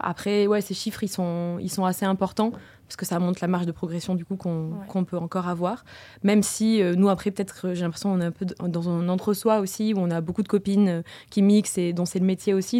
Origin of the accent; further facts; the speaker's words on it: Toulouse, Occitania, France; je suis née, j'ai grandi à Toulouse